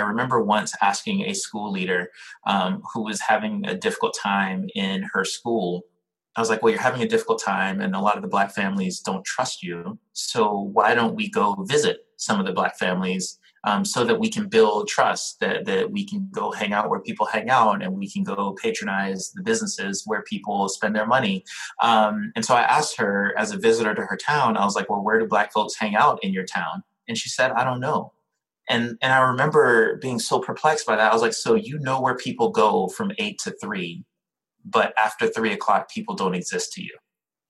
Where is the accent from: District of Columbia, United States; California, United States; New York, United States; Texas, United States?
New York, United States; New York City; You know, I'm a New Yorker. And so I got to answer this in the most New York way possible.